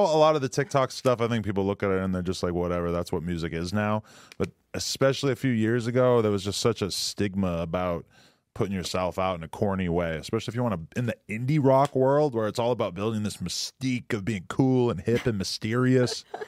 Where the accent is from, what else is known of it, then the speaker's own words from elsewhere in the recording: New Hampshire, United States; now in California, United States; New Hampshire